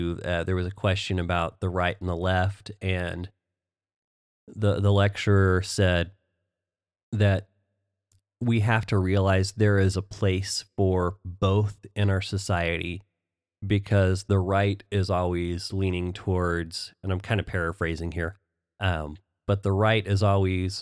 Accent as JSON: {"language": "English", "region": "Oklahoma", "country": "United States", "tie": "born or raised there", "said": "growing up in Oklahoma"}